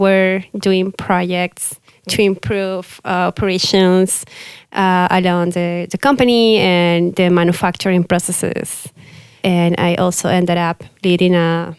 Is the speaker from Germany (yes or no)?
no; Piura, Peru; moved away; also born or lived in Lima, Peru; I'm from Peru. And so the city is called Piura